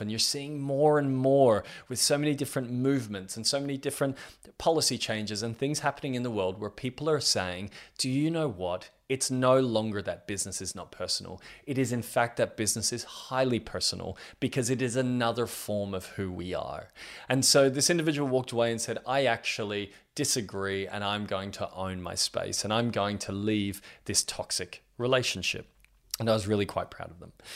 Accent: Australia; I'm 32 years old and I'm from Australia

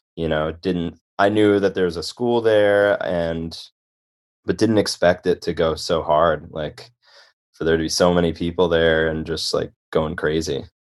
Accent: Chicago, Illinois, United States; moved away as an adult; also born or lived in Boston / Connecticut; I grew up in Chicago and only really knew about the Chicago scene

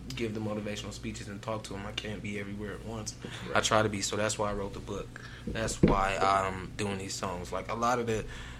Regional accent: Denver, Colorado, United States; growing up in the Bills

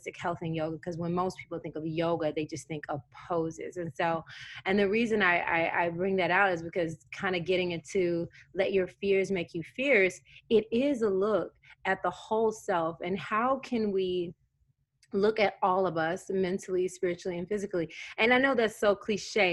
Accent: Tennessee, United States; I grew up in Tennessee.

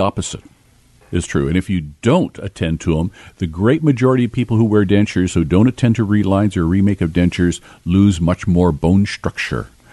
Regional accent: Kitimat, British Columbia, Canada; I grew up in Kitimat in my early years up in northern British Columbia

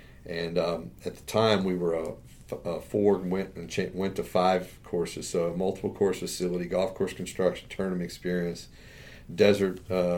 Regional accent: Maryland, United States; moved away as an adult; also born or lived in North Carolina; I'm originally from Maryland

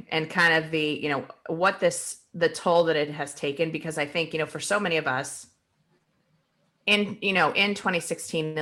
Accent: Akron, Ohio, United States; moved away; also born or lived in Arizona; I'm from Ohio. So in the 80s and, you know, we were leaving Ohio to move to Arizona because of the fact that like Akron was basically shutting down.

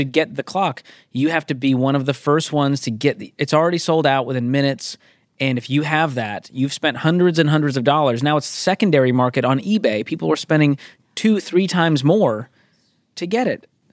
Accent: Northeast, United States; I'm from the Northeast.

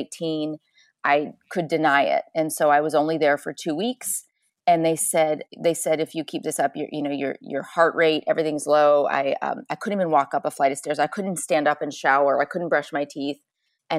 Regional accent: Chicago, Illinois, United States; I grew up in Chicago, small farm town, two brothers, athlete

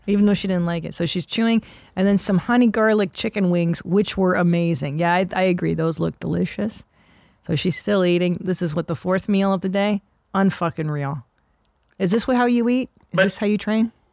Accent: Windsor, Ontario, Canada; moved away; my parents are Hungarian, and I was born in Windsor, Ontario, across from Detroit

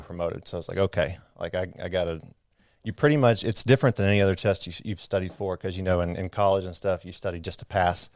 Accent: Midland, Texas, United States; I grew up out in West Texas in Midland.

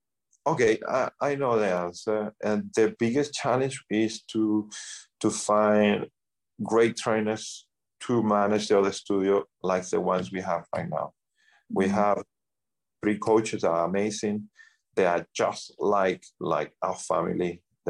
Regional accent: Sydney, New South Wales, Australia; moved away; As I say, we came from Australia, Sydney, Australia.

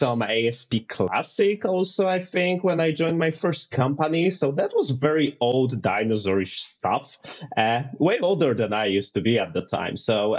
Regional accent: Poland; English is a second language; I come from Poland

